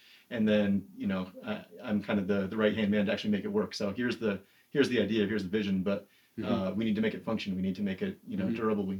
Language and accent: English; Massachusetts, United States; also born or lived in Boston; So from Massachusetts, went to school in Boston for mechanical engineering